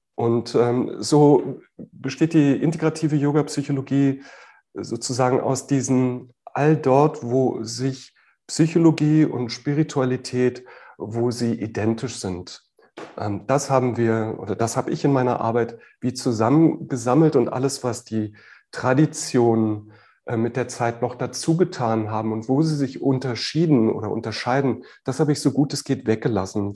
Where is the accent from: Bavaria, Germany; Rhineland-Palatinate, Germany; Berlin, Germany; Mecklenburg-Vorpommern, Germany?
Berlin, Germany; moved away as an adult; also born or lived in near Freiburg; Ich bin in Westberlin geboren, das heißt wirklich von, von der Mauer ähm, und auf allen Seiten äh, eingerahmt. Und äh, bis zu meinem 20. Lebensjahr habe ich sehr gerne hier gelebt